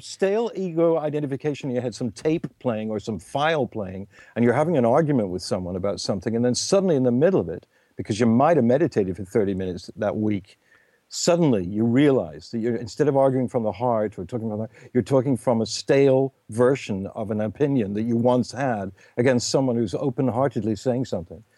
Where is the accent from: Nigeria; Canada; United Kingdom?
United Kingdom; England; me being English